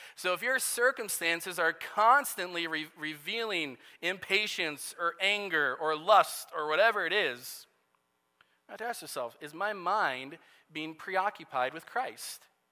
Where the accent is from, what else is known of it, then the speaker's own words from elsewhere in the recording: Nebraska, United States; moved away; also born or lived in Iowa; ever since I was a kid, uh, growing up in Nebraska